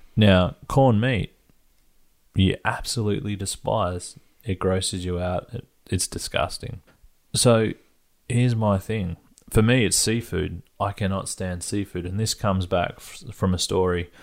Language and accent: English; Perth, Western Australia, Australia; growing up in Perth, at one stage I was early teens, maybe.